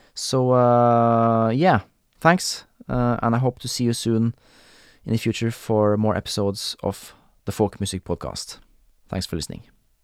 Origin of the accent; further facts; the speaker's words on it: Norway; accent: Norwegian, Scandinavian; first language Norwegian; English is a second language; I am Norwegian. I grew up in Norway